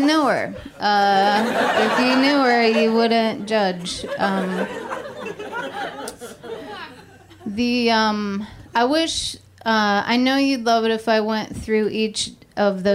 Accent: California, United States; moved away as an adult; also born or lived in Austin, Texas; I'm from California, but I've moved to Austin, Texas a few times.

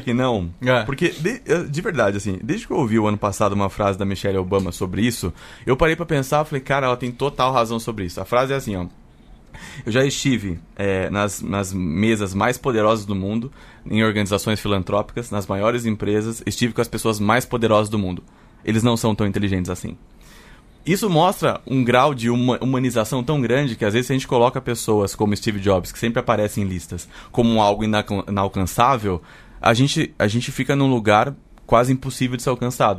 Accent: Sorocaba, São Paulo, Brazil; eu nasci em São Paulo e morei muitos anos em Sorocaba, que é uma cidade no interior de São Paulo

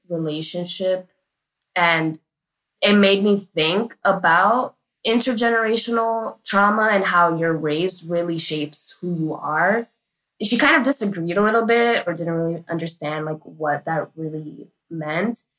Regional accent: New York City, New York, United States; I am from Washington Heights, aka Little Dominican Republic in New York City. And growing up, I called my mom and dad Mami and Papi

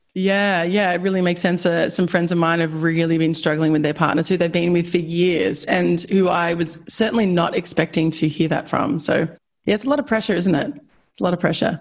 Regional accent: Australia; I'm Australian

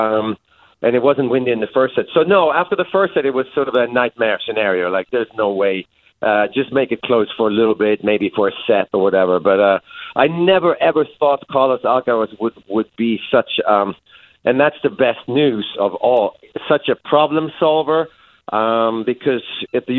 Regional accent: Sweden; I'm back home in my home country in Sweden to visit some family.

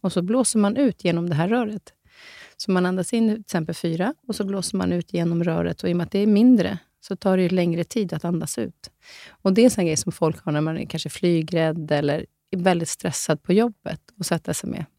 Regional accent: Norway; moved away; jag som är från Norge som inte har sett typ mer än Oslo. Jag är född i Norge.

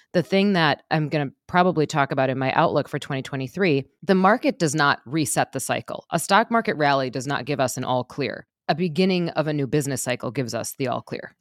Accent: Wisconsin, United States; I'm from Wisconsin

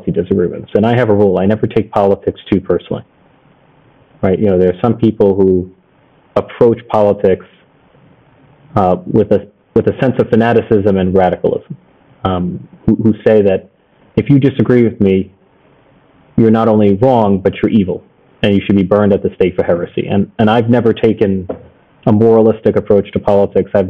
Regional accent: New York City, New York, United States; I had a full sense of invincibility as a New Yorker

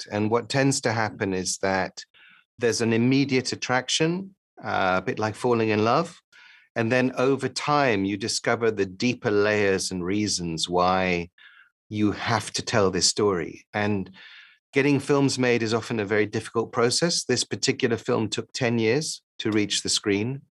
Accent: Paris, Île-de-France, France; also born or lived in London, United Kingdom; I grew up partly in Paris and partly in London.

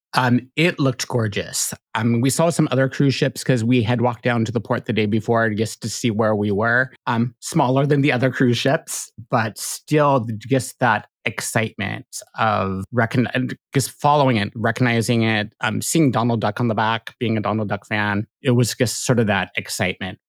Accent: Pacific Northwest, United States; growing up in the Pacific Northwest

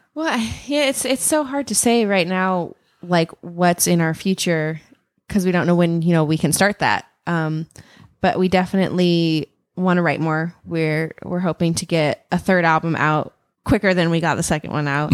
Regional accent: Ellensburg, Washington, United States; born and raised in Ellensburg, Washington

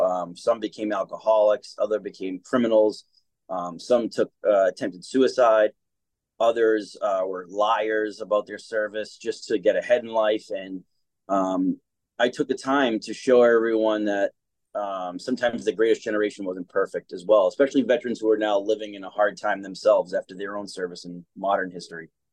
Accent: Boston, Massachusetts, United States; I was born here in Boston, Mass, and I had a great upbringing

